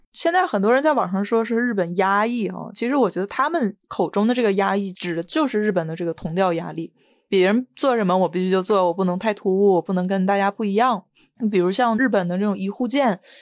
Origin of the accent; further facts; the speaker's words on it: China; now in Japan; 作为中国人